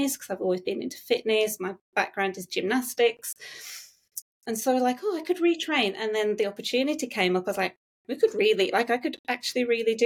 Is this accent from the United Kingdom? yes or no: yes; England, United Kingdom; moved away as an adult; now in Gosford, Australia; Me and my husband, we met at university, so we're both English